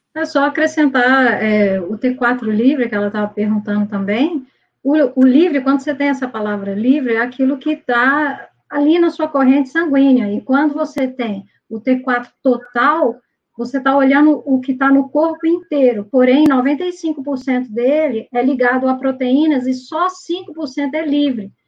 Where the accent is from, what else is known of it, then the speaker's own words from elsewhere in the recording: Minas Gerais, Brazil; eu sou mineira